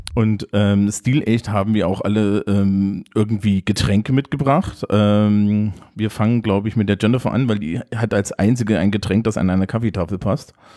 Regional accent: East Germany, Germany; ich bin aus dem Osten.

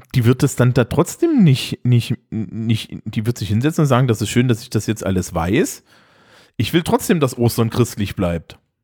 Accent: East Germany, Germany; ich bin Ostdeutscher

